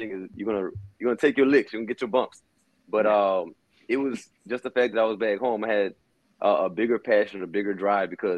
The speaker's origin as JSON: {"language": "English", "town": "New Orleans", "region": "Louisiana", "country": "United States", "tie": "born or raised there", "said": "I'm from New Orleans, Louisiana, born and raised, first generation Latino in my family"}